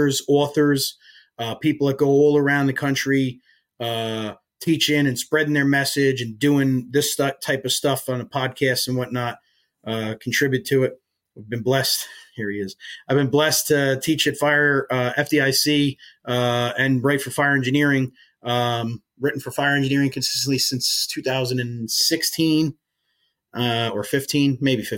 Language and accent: English; Woodbridge Township, New Jersey, United States; moved away as an adult; also born or lived in Rahway, New Jersey / Maine; I grew up in New Jersey. I grew up right outside Staten Island